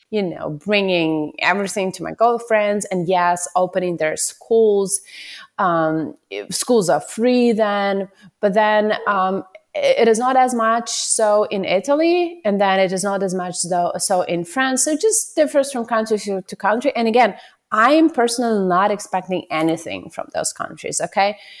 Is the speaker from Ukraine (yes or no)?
yes; Ukraine; moved away as an adult; I'm from Ukraine.